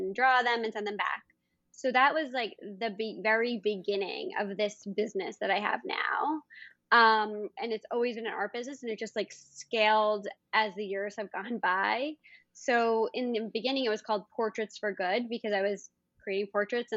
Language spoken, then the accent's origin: English; New York City, New York, United States; I grew up in New York City. That's where I'm based now and live and work